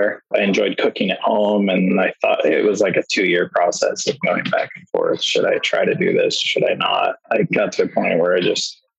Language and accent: English; Washington, United States; also born or lived in Hood River, Oregon / Portland area; I was born in Hood River, Oregon, and raised in Washington, always within like an hour of Portland